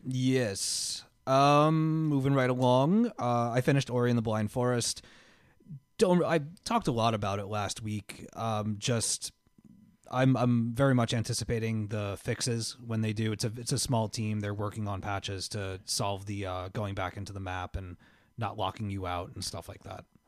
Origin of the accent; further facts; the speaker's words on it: Miller Place, New York, United States; I grew up on Harrison Avenue in Miller Place, uh, Long Island, New York, right? I lived there for nine and a half years